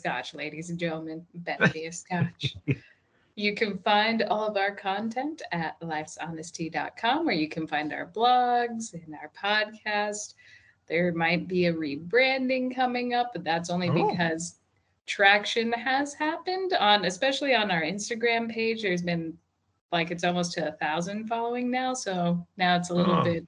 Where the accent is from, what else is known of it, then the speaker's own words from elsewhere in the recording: Indiana, United States; We're from Indiana, so like just our accents are just, they're special